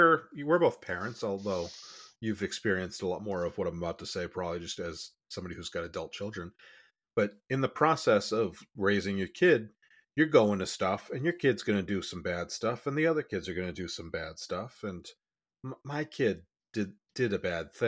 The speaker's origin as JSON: {"language": "English", "region": "Massachusetts", "country": "United States", "tie": "born or raised there", "said": "I grew up in Massachusetts"}